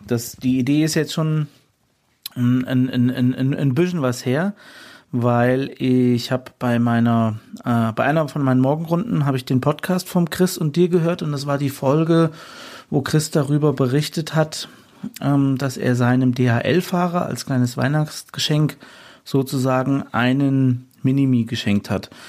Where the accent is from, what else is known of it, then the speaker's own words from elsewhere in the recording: Fulda, Hesse, Germany; hier bei uns in meiner Heimatstadt in Fulda